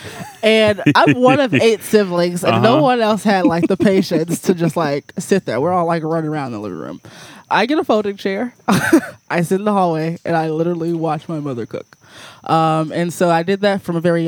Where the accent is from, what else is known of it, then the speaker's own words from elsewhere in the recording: St. Louis, Missouri, United States; moved away as an adult; also born or lived in Springfield, Missouri; I grew up in North City, St. Louis, black family